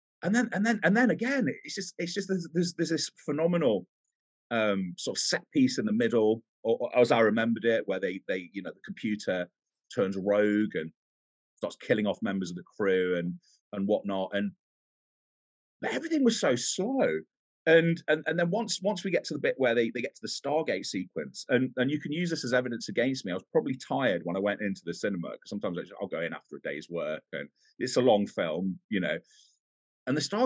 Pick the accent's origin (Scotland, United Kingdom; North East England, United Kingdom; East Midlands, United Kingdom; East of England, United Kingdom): East Midlands, United Kingdom; Nottingham; I'm from Nottingham. I live in Nottingham.